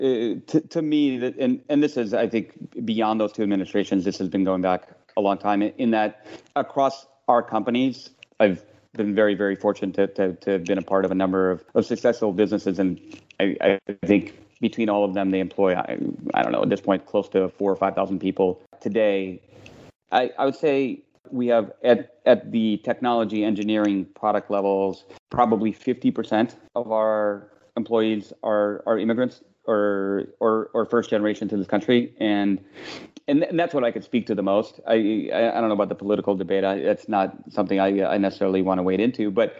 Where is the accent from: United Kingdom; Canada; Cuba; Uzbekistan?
Uzbekistan; Tashkent; English is a second language; now in United States; I came from Tashkent in Uzbekistan, which is a great city, but she sort of makes fun of it as the little village